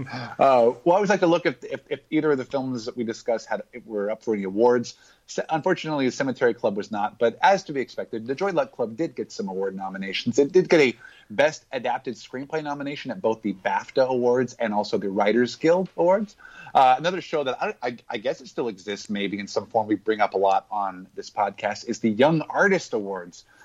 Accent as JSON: {"language": "English", "region": "Hawaii", "country": "United States", "tie": "born or raised there", "said": "I grew up in Hawaii."}